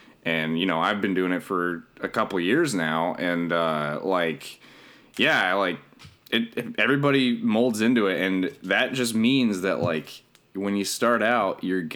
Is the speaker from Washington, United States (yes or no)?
no; Denver, Colorado, United States; now in Los Angeles, United States; I'm from Denver